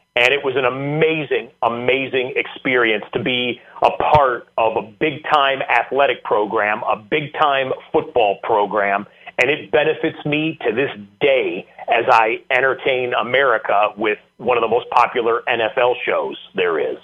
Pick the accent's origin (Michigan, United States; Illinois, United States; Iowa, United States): Michigan, United States; moved away as an adult; also born or lived in Central New York; I grew up in Michigan